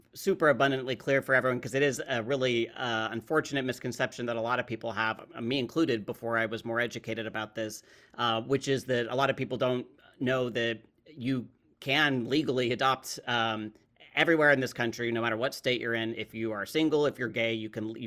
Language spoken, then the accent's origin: English; Utah, United States; I'm a Utah Mormon